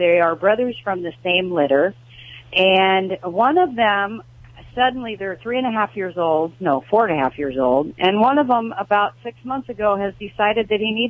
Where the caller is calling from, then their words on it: Lake Havasu City, Arizona, United States; I'm calling from Lake Havasu City, Arizona.